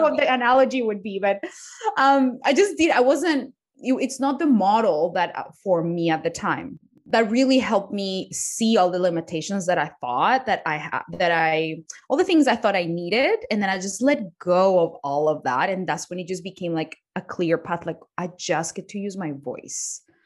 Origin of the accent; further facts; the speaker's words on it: Colombia; English is a second language; moved away; I was born in Colombia. I didn't even know how to speak English when I, when I was a child. I taught myself how to speak English